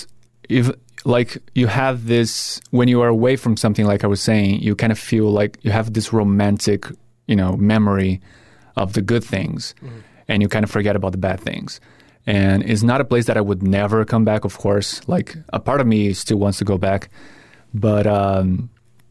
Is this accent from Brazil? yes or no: yes; Brazil; now in United States; I grew up with Friends, Seinfeld, back in Brazil